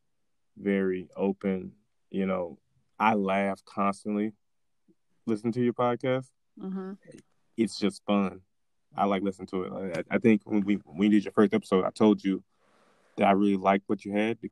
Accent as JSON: {"language": "English", "town": "Winfield", "region": "Louisiana", "country": "United States", "said": "I am from Winfield, Louisiana."}